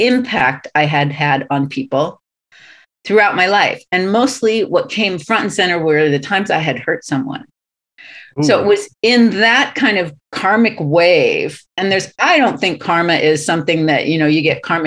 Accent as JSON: {"language": "English", "region": "Southern California", "country": "United States", "tie": "born or raised there", "said": "I'm from Southern California, born and raised"}